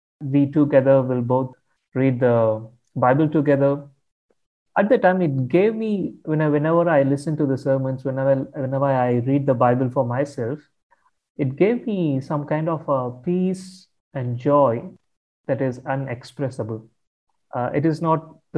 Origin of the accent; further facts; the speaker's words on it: Tamil Nadu, India; I come from India, from the southern part of India, a state called Tamil Nadu. So I grew up in a Hindu family.